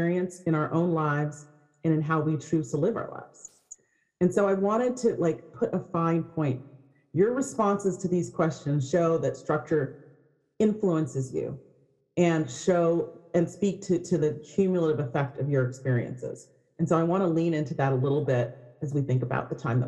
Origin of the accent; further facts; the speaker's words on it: Berkeley, California, United States; I grew up in Berkeley